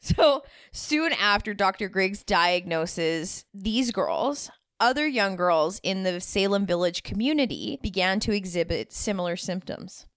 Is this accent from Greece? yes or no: no; Canada; I am definitely a first generation Canadian